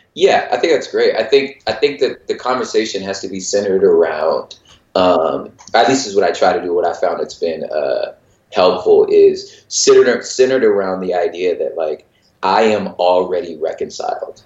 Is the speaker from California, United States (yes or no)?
yes; Los Angeles, California, United States; I'm originally from Los Angeles